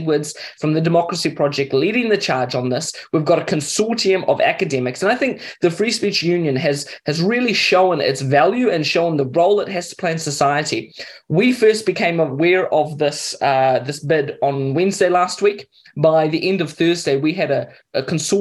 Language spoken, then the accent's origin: English; Mozambique; also born or lived in Kenya; now in New Zealand; I grew up in Mozambique